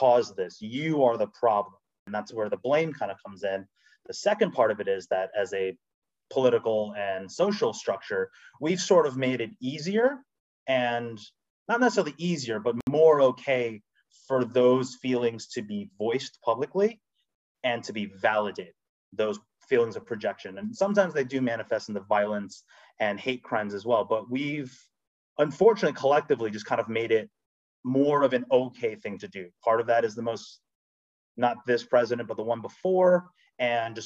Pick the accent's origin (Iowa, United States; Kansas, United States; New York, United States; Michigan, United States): New York, United States; New York City; also born or lived in Rochester; I was born and raised in the Bronx, went to school in Rochester, live in New York, fully born and bred Korean American New Yorker.